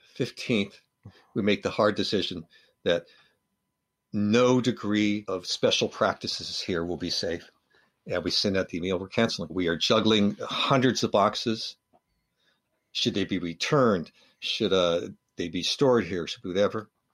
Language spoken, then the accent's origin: English; Los Angeles, California, United States; I grew up in Los Angeles